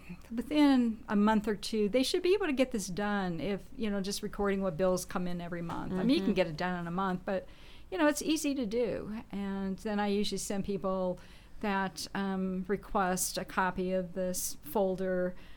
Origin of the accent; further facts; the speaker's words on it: Nebraska, United States; now in Indiana, United States; And so I'm not from Indiana, so I moved from Nebraska